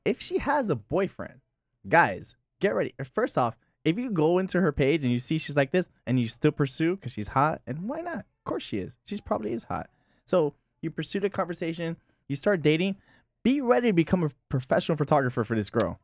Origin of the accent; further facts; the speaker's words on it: Miami, Florida, United States; also born or lived in Hialeah; I'm from West Kendall